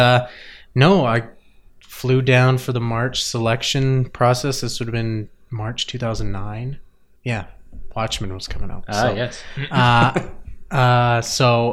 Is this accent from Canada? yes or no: yes; Whitehorse, Yukon, Canada; moved away as an adult; also born or lived in Calgary, Alberta; Born in Calgary. Okay. Grew up in Whitehorse